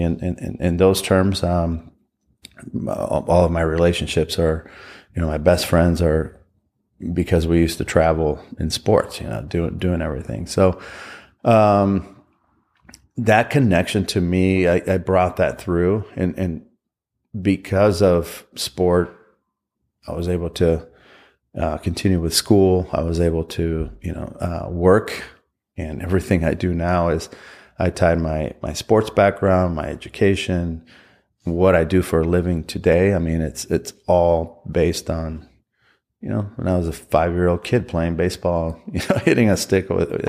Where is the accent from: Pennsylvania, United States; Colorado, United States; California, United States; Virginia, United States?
California, United States; Southern; growing up in Southern California